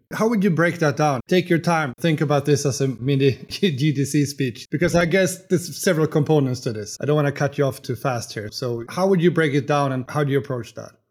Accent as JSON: {"language": "English", "country": "Sweden", "said": "I'm here from Sweden."}